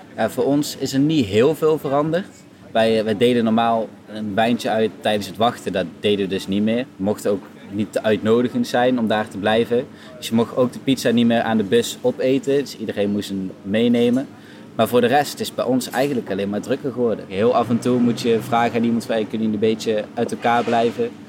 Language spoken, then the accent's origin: Dutch; Geldrop, North Brabant, Netherlands; ik kom er zelf uit Gelderop